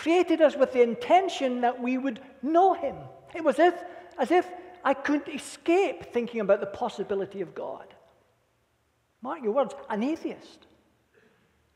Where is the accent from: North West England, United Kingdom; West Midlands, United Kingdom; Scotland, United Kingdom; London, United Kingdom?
Scotland, United Kingdom; Being a Scot